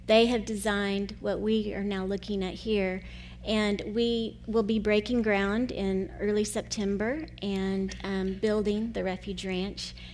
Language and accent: English; United States; moved away as an adult; also born or lived in Costa Rica